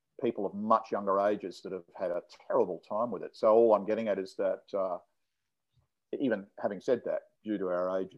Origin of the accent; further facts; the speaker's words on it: Adelaide, South Australia, Australia; now in Sydney, Australia; I come from Adelaide originally, but I haven't been down there